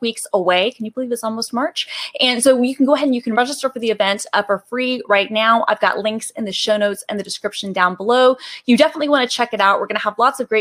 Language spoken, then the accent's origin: English; Atlanta, Georgia, United States; now in Seattle, United States; born and raised in Atlanta, Georgia